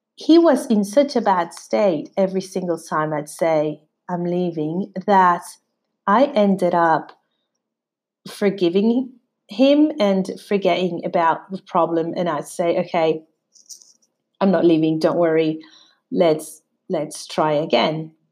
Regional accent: Mexico; moved away as an adult; also born or lived in London; We're from Mexico. We, we were both from Mexico

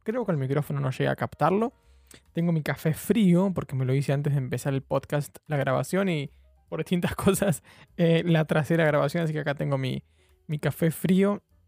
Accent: Argentina; now in London, United Kingdom; soy un periodista argentino viviendo en Londres

